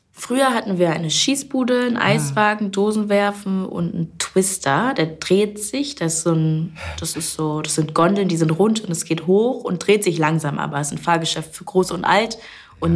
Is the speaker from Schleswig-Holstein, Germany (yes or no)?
yes; Kreis Stormarn, Herzogtum Lauenburg, Schleswig-Holstein, Germany; also born or lived in Bad Oldesloe; Kreis Stormann, Herzogtum Lauenburg und so weiter, das ist meine Heimat.